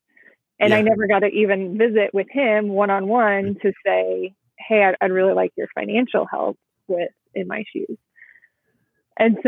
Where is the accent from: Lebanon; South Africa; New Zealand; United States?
United States; Midwest; I'm Midwest or from the Midwest